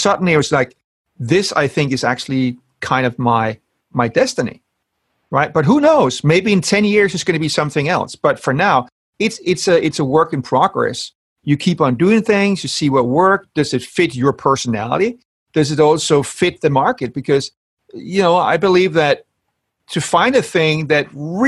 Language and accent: English; Denmark; moved away as an adult; now in London, United Kingdom; So I'm from Denmark, and I have my family in Denmark.